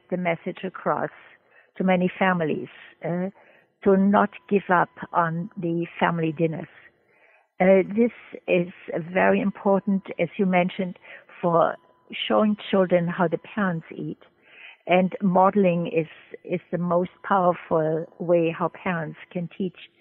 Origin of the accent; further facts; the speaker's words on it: Germany; moved away as an adult; also born or lived in Trinidad; now in United States; I'm originally from Germany, and I met my late husband in medical school, and he did not want to stay in Germany